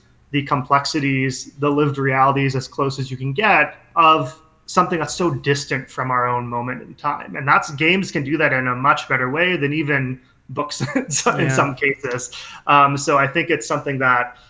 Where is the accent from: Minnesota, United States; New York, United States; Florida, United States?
Minnesota, United States; I grew up in Minnesota